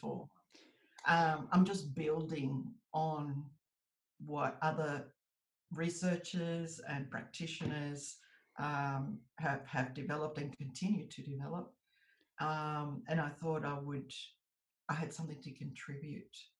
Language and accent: English; United States; now in Australia; I was born in the US. So I'm an American citizen by birth, but I'm an Australian citizen by descent